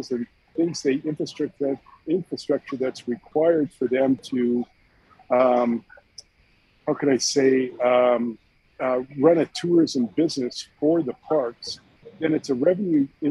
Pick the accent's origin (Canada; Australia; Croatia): Canada; Calgary, Alberta; moved away; I'm originally from Calgary